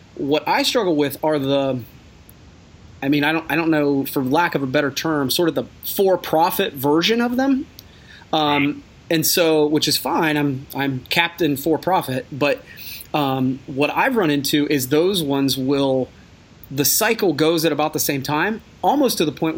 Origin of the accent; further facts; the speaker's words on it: Coshocton, Ohio, United States; I'm from Coshocton, Ohio.